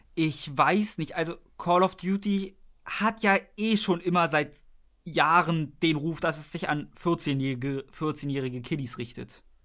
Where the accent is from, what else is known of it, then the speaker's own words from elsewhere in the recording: Germany; wir sind Deutsche